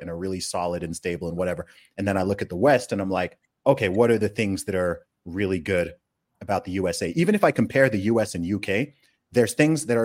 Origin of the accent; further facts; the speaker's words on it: Saudi Arabia; also born or lived in United Kingdom; Um, I was born in the UK, so I'm British. I grew up in Saudi Arabia